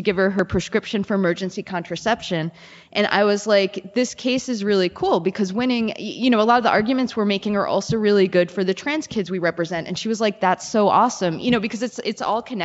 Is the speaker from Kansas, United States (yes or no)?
no; New York City, New York, United States; moved away as an adult; now in Minnesota, United States; I grew up in the Bronx. I went to law school and then I, moved to Minnesota